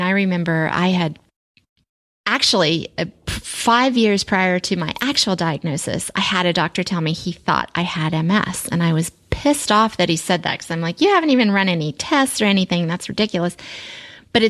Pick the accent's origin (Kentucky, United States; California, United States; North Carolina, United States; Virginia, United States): Virginia, United States; Springfield; also born or lived in Alexandria, Virginia / Centreville, Virginia / Fairfax, Virginia; I grew up in Springfield and I lived in Alexandria and Centerville and Fairfax and all over there